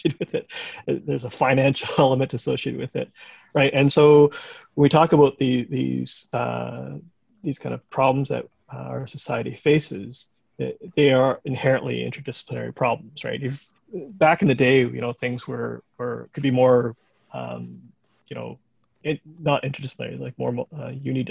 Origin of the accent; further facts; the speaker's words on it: Waterloo, Ontario, Canada; I grew up in Waterloo